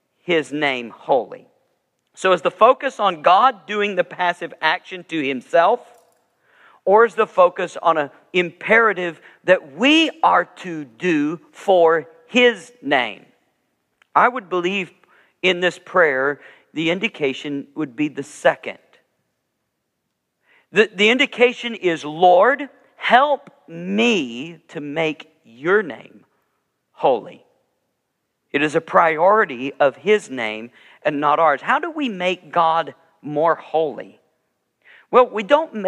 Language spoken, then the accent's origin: English; the South, United States; moved away as an adult; also born or lived in Georgia / Alabama / Wisconsin; when I grew up in the South, both in Georgia and Alabama